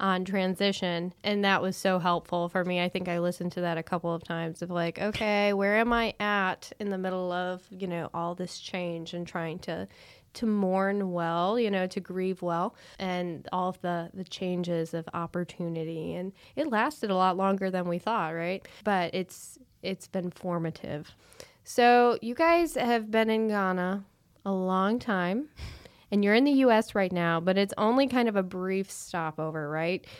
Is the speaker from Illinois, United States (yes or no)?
yes; Chicago, Illinois, United States; growing up in Chicago area